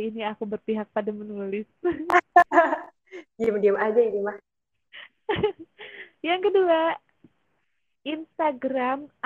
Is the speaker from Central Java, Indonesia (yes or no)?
no; Depok, West Java, Indonesia; aku di daerah Jabodetabek di Depok aku anak Depok